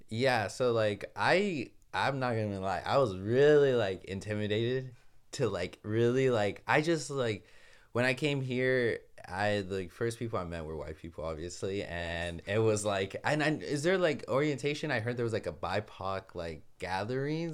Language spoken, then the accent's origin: English; Los Angeles, California, United States; moved away as an adult; now in Ithaca, United States; I'm from Los Angeles, California, but currently going to Ithaca